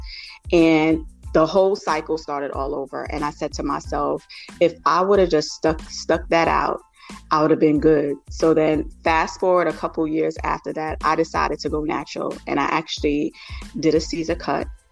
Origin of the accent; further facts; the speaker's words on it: New York City, New York, United States; I am originally from New York City, and my parents are Jamaican, so I'm Jamaican heritage, first generation Jamaican